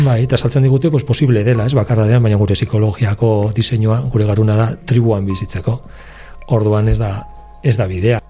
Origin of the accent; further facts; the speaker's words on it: Navarre, Spain; gure Nafarroan